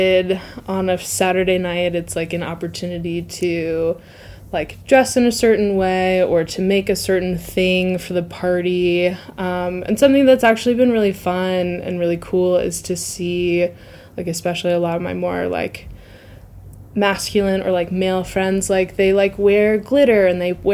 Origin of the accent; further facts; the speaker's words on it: Tampa, Florida, United States; moved away as an adult; also born or lived in Los Alamos, New Mexico / Memphis, Tennessee; now in Moab, United States; moved to Tampa, Florida when I was 9. And the rest of my childhood, grew up there